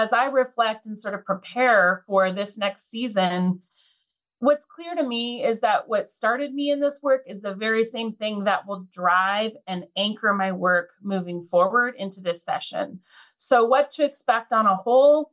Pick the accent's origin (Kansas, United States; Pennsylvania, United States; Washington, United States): Washington, United States; Lynden; I was born and raised here in Whatcom County, just outside of Linden.